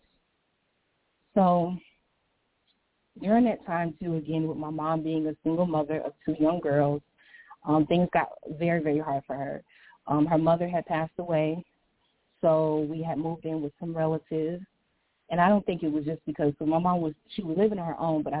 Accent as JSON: {"language": "English", "town": "St. Petersburg", "region": "Florida", "country": "United States", "tie": "born or raised there", "moved": "yes", "lives_now": "Chicago, United States", "said": "I grew up in St. Petersburg, Florida"}